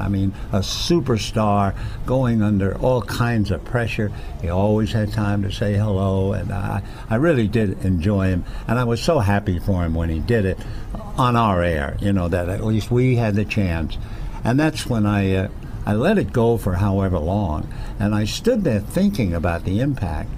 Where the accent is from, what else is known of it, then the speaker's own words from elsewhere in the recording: New York, United States; when I was about eight years old, growing up in New York